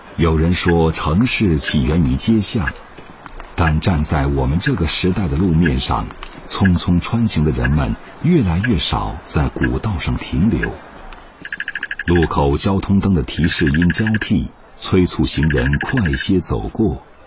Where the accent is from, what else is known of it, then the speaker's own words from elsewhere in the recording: Guangzhou, Guangdong, China; 我们广州人